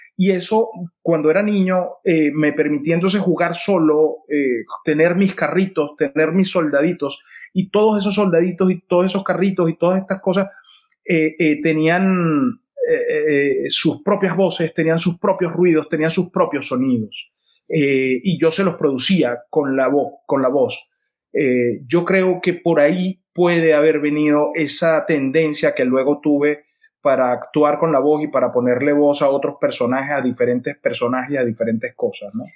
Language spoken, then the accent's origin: Spanish; Venezuela; yo crecí viendo esto, mm, eh, nací en esto